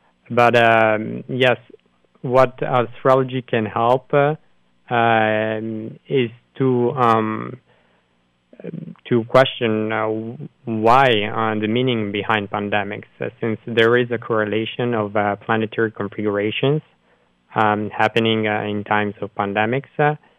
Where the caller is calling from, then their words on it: Brussels, Brussels-Capital Region, Belgium; I'm calling you from Belgium, actually, from Brussels.